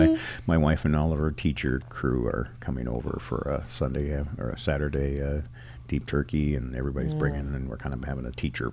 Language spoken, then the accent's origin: English; Minneapolis, Minnesota, United States; moved away as an adult; now in Omaha, United States; growing up in the Twin Cities, in Northeast Minneapolis